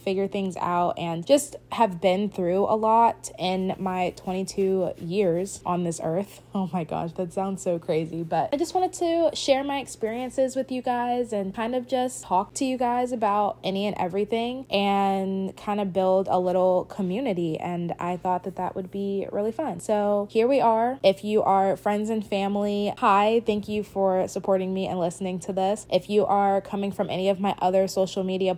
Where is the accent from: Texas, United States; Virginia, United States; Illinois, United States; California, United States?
Virginia, United States; Richmond; I'm from Richmond, Virginia